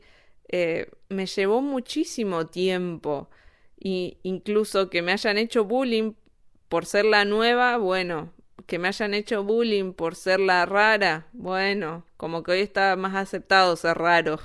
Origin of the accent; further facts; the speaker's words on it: San Nicolás de los Arroyos, Buenos Aires Province, Argentina; now in Innsbruck, Austria; yo nací en San Nicolás de los Arroyos, que es provincia de Buenos Aires, muy cerquita de Rosario